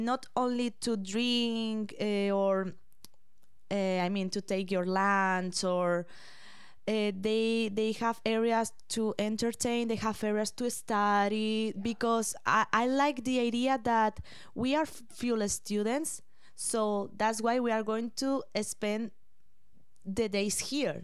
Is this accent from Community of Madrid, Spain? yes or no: yes; Madrid, Community of Madrid, Spain; English is a second language; moved away as an adult; now in London, Canada; I am from Spain